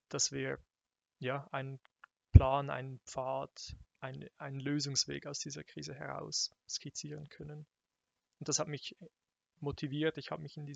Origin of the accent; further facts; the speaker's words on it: Zurich, Switzerland; Ähm, ich komme aus, auch aus der Region Zürich